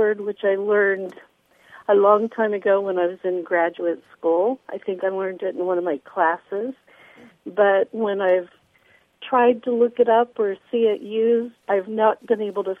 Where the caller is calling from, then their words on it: Evansville, Indiana, United States; I'm calling from Evansville, Indiana.